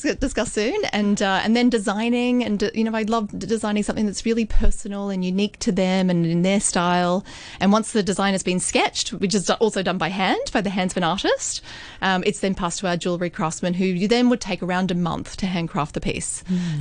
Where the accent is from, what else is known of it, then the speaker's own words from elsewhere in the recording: Australia; moved away as an adult; also born or lived in Hong Kong; a naive twenty six year old Australian girl just arrived on the shores of Hong Kong.